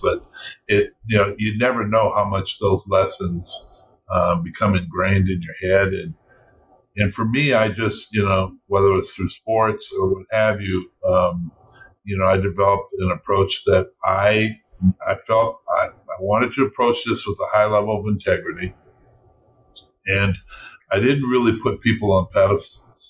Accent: Seattle, Washington, United States; also born or lived in Louisiana (family roots); now in Los Angeles, United States; I grew up in Seattle

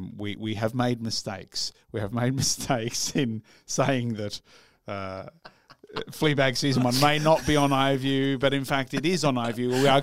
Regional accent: Yorkshire and the Humber, United Kingdom; From Yorkshire. Well, I'm from Yorkshire.

